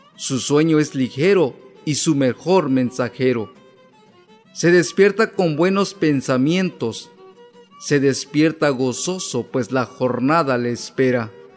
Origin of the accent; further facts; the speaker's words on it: Tlacoachistlahuaca, Guerrero, Mexico; first language Amuzgo (Ñomndaa); Spanish is a second language; soy de Tlacuachistlahuaca, Guerrero.